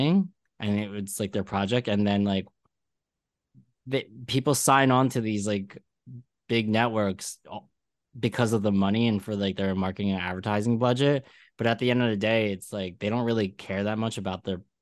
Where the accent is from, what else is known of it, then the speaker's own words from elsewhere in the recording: Philadelphia, Pennsylvania, United States; also born or lived in Minnesota; now in New York, United States; when I grew up in Philly